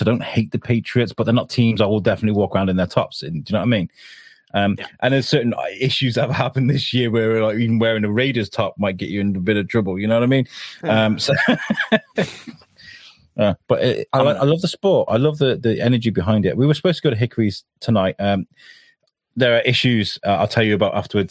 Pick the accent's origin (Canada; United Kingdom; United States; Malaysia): United Kingdom; as a British guy